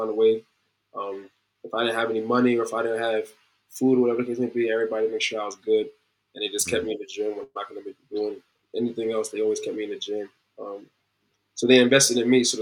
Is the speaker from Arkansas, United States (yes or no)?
no; New Jersey, United States; moved away as an adult; I'm from Jersey. We don't have lakes out there